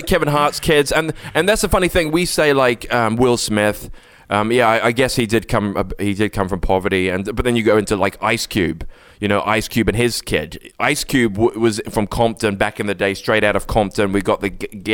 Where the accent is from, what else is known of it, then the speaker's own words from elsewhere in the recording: England, United Kingdom; accent: quite English, well spoken; you can tell my accent is, I'm quite English. I'm well spoken